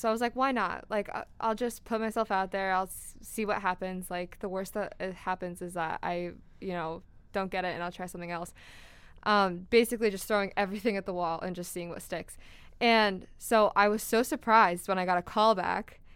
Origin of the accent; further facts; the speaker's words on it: Wallingford, Connecticut, United States; also born or lived in West Hartford; I'm from Wallingford